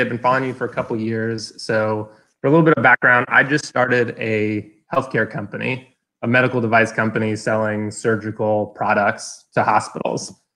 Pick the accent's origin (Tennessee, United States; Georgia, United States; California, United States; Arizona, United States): Georgia, United States; Atlanta; I live in Atlanta, born and raised.